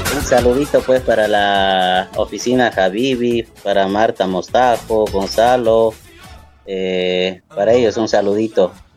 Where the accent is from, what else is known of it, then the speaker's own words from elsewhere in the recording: Sucre, Chuquisaca, Bolivia; yo soy de Sucre